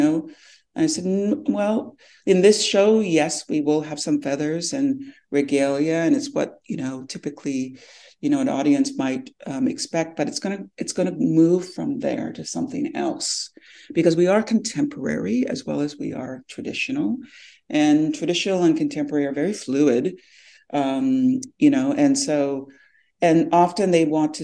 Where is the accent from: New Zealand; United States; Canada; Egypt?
Canada; Temagami, Ontario; now in Toronto, Canada; I'm from the Mi'kmaq Anishinaabe, which is the people of the deep water in Temagami, Northern Ontario, but I'm based in Toronto.